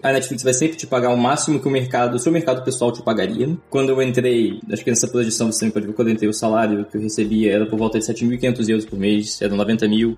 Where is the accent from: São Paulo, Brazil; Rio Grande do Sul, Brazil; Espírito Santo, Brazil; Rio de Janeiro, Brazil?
Espírito Santo, Brazil; Vitória; moved away as an adult; also born or lived in Vila Velha; now in Amsterdam, Netherlands; eu morei boa parte da minha vida na região da Grande Vitória, em Vitória Espírito Santo, Vila Velha ali naquela região